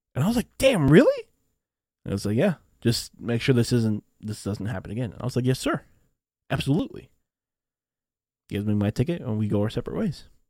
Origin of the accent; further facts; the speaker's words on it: Renton, Washington, United States; I was born in Washington State, in a little, in a little city called Renton. So I am a U S citizen, and I have been living in the U S my entire life